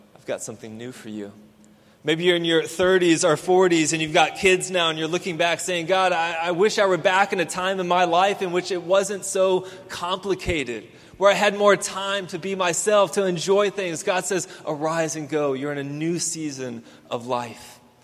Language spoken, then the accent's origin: English; Houston, Texas, United States; I grew up here in Houston